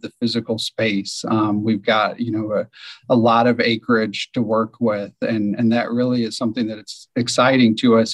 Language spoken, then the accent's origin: English; Decatur, Illinois, United States; I'm from Decatur, Illinois, Central Illinois, um, and there's a small zoo in my hometown, Scoville Zoo